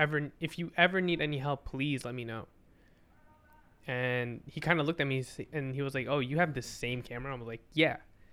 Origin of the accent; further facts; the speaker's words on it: New Jersey, United States; I'm from New Jersey. I'm not from Caldwell.